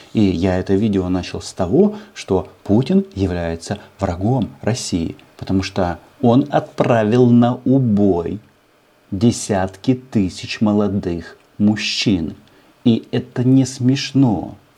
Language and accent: Russian; Ukraine